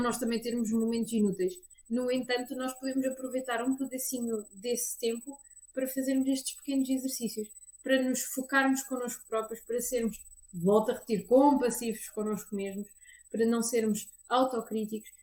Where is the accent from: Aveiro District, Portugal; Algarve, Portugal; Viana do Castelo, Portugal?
Aveiro District, Portugal; Aveiro; eu sou da Aveiro e dou consultas em Aveiro